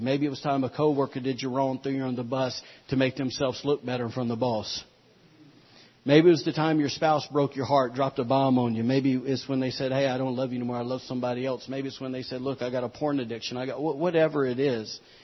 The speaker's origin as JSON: {"language": "English", "country": "United States", "said": "we as the American people"}